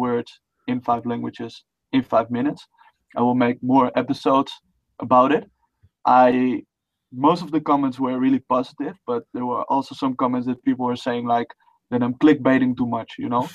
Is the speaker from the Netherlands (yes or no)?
yes; Netherlands; first language Dutch; English is a second language; I'm Dutch. That's my native tongue